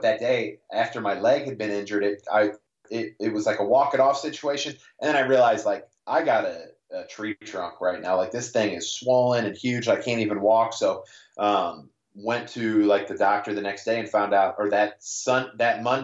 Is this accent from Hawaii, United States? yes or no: no; St. Louis, Missouri, United States; I'm from St. Louis, Missouri